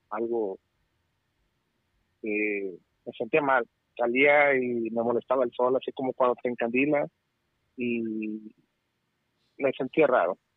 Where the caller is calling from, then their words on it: California, United States; te hablo de California.